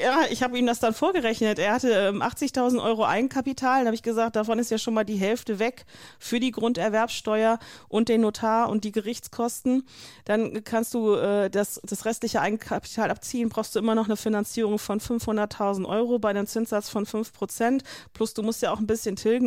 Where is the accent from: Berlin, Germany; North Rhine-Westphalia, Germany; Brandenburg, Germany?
North Rhine-Westphalia, Germany; ich komme aus Nordrhein-Westfalen